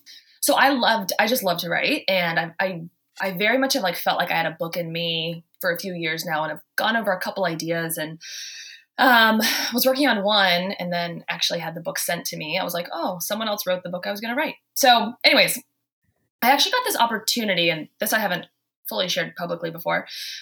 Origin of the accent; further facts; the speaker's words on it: the South, United States; now in Boston, United States; I came from the South. And so when I moved to Boston, I was holding doors open. I was saying, "Y'all," I honestly had to tone it down because everyone thought I was hitting on them.